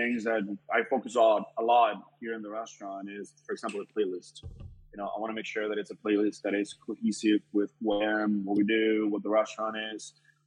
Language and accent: English; Colombia; moved away as an adult; also born or lived in Kendall, Florida; now in Florida, United States; I grew up in Colombia. I moved over here when I was 18 years old.